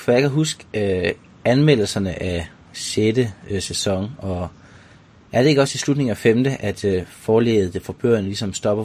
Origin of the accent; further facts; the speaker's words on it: Denmark